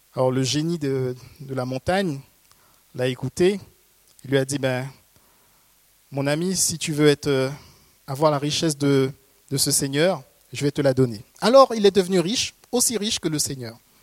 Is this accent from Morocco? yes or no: no; Haiti; je viens d'Haïti. C'est un pays où on aime les contes